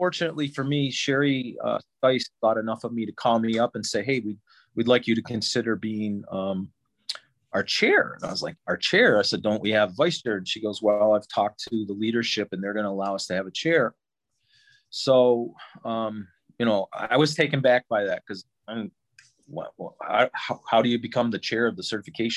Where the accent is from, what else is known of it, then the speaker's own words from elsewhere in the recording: near Watertown, New York, United States; now in Rochester, United States; where I grew up was near Watertown, but now I live in western New York between Syracuse and Buffalo, right up on Lake Ontario at Rochester